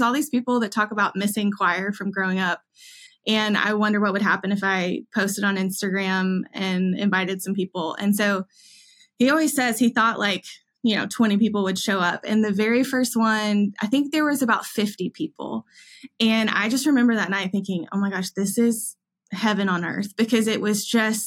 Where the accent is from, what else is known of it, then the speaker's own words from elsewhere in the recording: Augusta, Georgia, United States; now in Nashville, United States; I grew up in Augusta, Georgia, born and raised